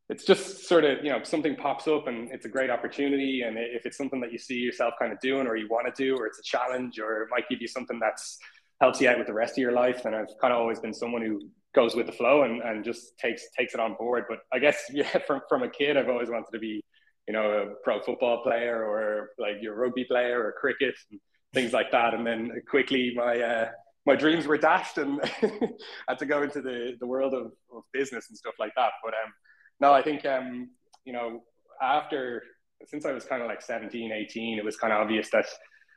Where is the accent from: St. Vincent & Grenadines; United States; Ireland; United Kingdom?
Ireland; Dublin, Leinster; I'm from Dublin